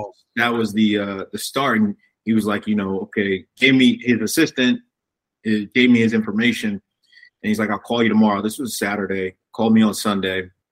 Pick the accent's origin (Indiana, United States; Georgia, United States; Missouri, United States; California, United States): Indiana, United States; Fort Wayne; I grew up in Fort Wayne